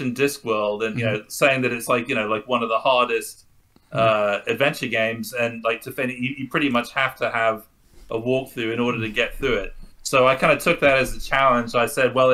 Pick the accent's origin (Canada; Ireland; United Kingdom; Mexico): United Kingdom; As a British person